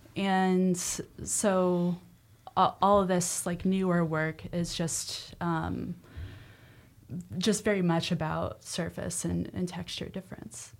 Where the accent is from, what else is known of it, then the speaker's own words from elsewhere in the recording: Nebraska, United States; moved away; growing up in Nebraska